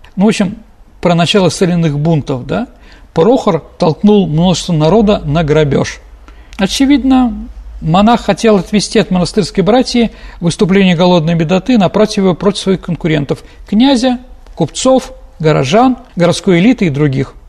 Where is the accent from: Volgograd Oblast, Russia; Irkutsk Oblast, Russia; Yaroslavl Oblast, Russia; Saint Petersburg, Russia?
Saint Petersburg, Russia; как петербуржец, как ученик исторического факультета